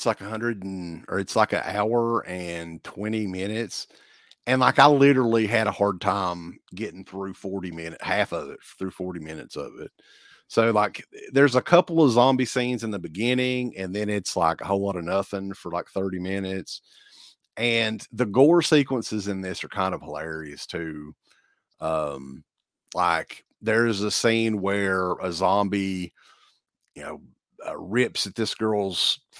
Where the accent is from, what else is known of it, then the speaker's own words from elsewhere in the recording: Kentucky, United States; because I'm from Eastern Kentucky and it's expected of me, Uncle Bill.